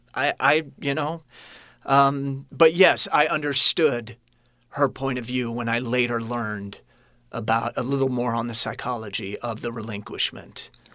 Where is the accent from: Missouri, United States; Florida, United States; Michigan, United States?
Missouri, United States; Kansas City; I was born in Kansas City, and those of you listening, it sits on the border of Kansas and Missouri